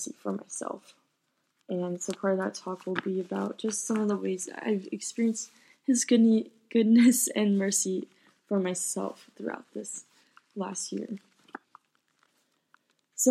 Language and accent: English; San Antonio, Texas, United States; I was born in San Antonio, Texas